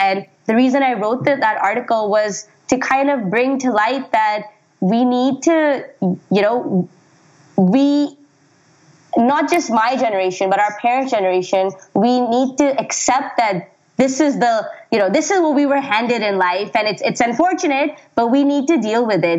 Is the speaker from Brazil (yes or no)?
no; Pakistan; moved away; when I was growing up in Pakistan